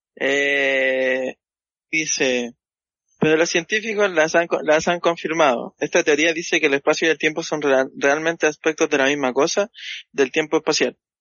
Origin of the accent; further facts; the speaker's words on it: Santiago, Santiago Metropolitan Region, Chile; yo, soy de Santiago, pues y en el departamento en el que vivo